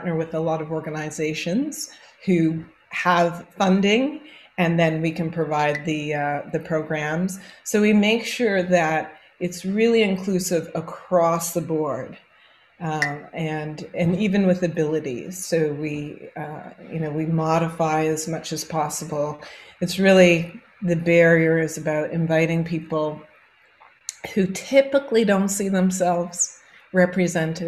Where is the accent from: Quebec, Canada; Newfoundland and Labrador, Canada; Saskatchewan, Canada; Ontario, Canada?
Ontario, Canada; Toronto; growing up in Toronto, Canada